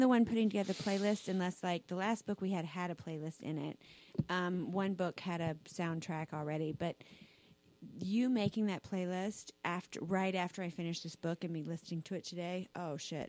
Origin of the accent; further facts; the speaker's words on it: South Carolina, United States; I grew up in South Carolina, Southern Baptist